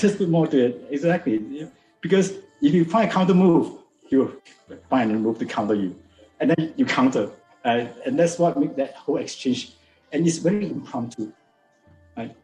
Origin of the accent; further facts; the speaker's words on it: George Town, Penang, Malaysia; I was born in Malaysia. I was born in Penang. It's actually northern Malaysia. So we are very close to the Thai border